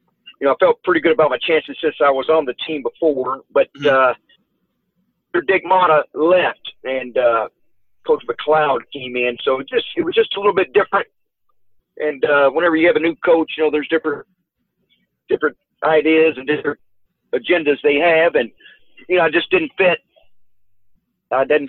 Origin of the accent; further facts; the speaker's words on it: Arkansas, United States; back in my home state of Arkansas